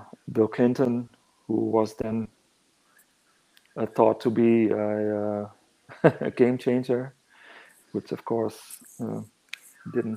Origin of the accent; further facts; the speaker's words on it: northern Netherlands, Netherlands; moved away as an adult; now in Hamburg, Germany; I grew up in the Netherlands, lived there for a long time, actually. I only moved to Hamburg in 2017, I think